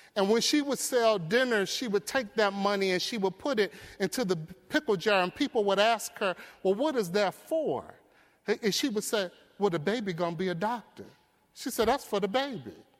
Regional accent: Detroit, Michigan, United States; I grew up in Detroit. I grew up in poverty. I grew up in the Brewster Projects

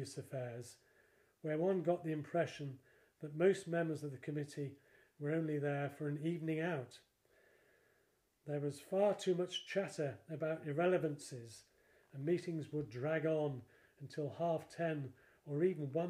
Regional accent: Blundell Sands, North West England, United Kingdom; now in Formby, United Kingdom; I was brought up in Hall Road in Blundell Sands, and I came back in 2003

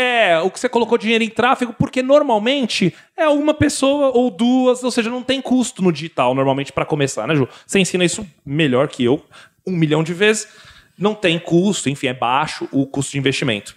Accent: São Paulo, Brazil; eu sou de São Paulo

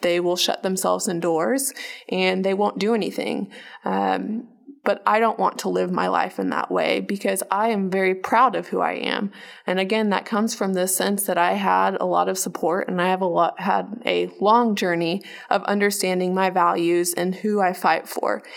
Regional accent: Oklahoma, United States; also born or lived in Bahrain; we moved to Oklahoma in nineteen ninety-six, and I have been in Oklahoma

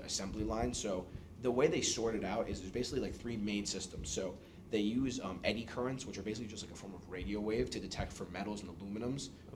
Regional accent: New York City, New York, United States; moved away as an adult; now in Boston, United States; born and raised in New York City, came to Boston for school.

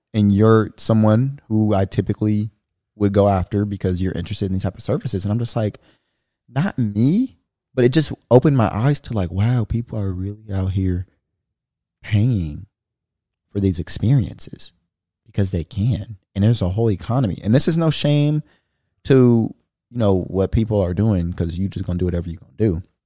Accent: Bakersfield, California, United States; moved away as an adult; now in Dallas, United States; I'm coming from Bakersfield, where it's a small town

